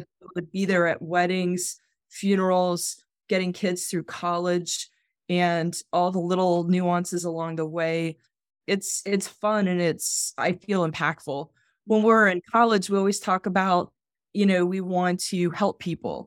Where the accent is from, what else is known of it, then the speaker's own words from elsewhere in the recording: Atlanta, Georgia, United States; I grew up in Atlanta. I grew up in East Cobb County, went to Lassiter High School